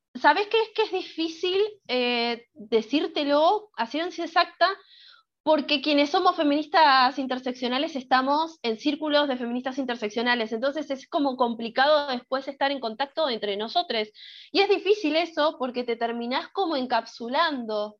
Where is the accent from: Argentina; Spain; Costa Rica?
Argentina; las personas de Argentina solemos ser muy teóricas al momento de debatir